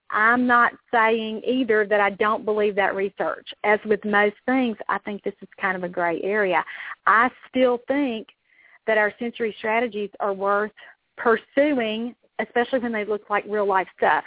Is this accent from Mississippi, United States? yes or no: yes; Mississippi, United States; deep south. I'm from Mississippi